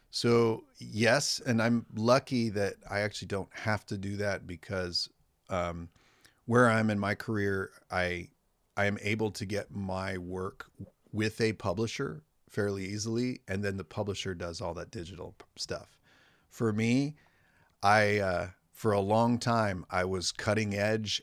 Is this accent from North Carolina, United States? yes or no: no; Morro Bay / Los Osos, San Luis Obispo County, California, United States; now in Santa Maria, United States; I grew up in Morbe